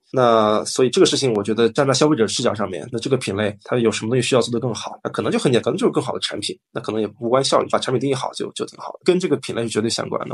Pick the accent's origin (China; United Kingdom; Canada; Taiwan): China; 我们出生在中国，长大在中国